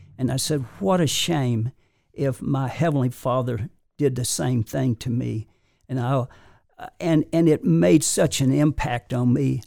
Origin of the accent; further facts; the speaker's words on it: Warrior River, northwest of Birmingham, Alabama, United States; I was born in the Warrior River, which is, uh, uh, northwest of Birmingham